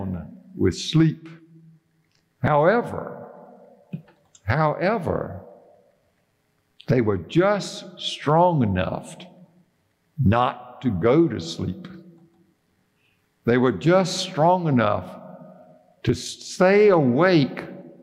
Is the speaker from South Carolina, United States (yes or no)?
yes; Bennettsville, South Carolina, United States; Now, Judy and I grew up in Bennettsville, South Carolina